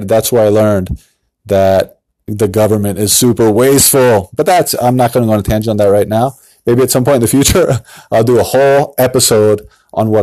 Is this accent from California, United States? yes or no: yes; San Diego, California, United States; moved away as an adult; now in Issaquah, United States; I moved up from San Diego, California. I'm originally from San Diego.